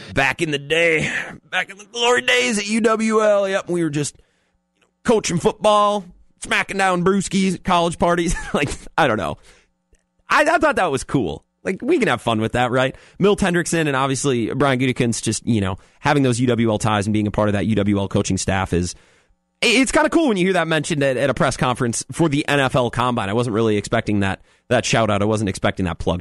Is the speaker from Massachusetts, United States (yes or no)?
no; Eau Claire, Wisconsin, United States; I grew up in Eau Claire